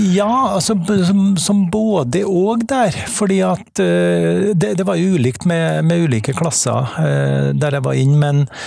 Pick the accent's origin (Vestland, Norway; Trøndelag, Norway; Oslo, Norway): Trøndelag, Norway; accent: Trønder dialect; Jeg er trønder. Det, dialekta avslører jo det